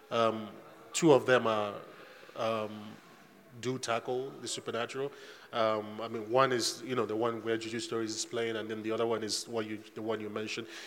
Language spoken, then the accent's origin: English; Nigeria; growing up in Nigeria, you you are so hyper aware of the supernatural